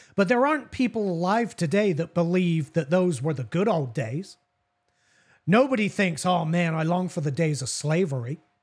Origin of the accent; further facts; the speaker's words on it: England, United Kingdom; I'm an Anglo-Saxon, well, literally an Anglo-Saxon white man, born and raised in England.